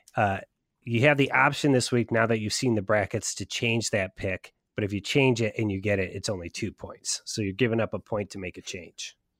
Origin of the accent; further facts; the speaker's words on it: Westerville, Ohio, United States; here in, in my hometown of West Vale, Ohio